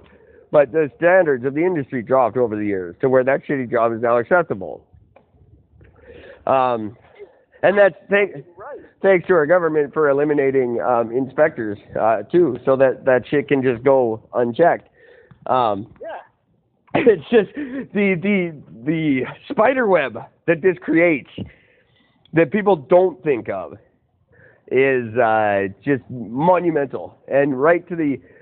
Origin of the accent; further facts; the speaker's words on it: Canada; I am third generation Canadian. I'm as Canadian as any Canadian could possibly